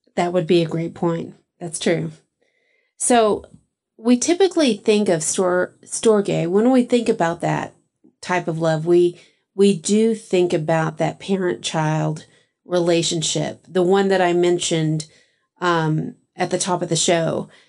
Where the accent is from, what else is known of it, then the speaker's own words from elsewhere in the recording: Texas, United States; all of my ancestors come from England, but I grew up in Texas.